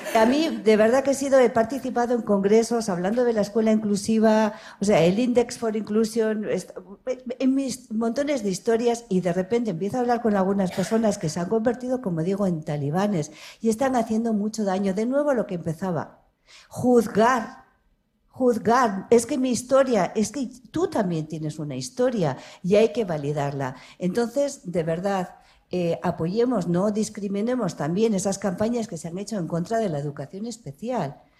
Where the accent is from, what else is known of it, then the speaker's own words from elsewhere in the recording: Ribera of Navarre, Spain; soy de la Ribera de Navarra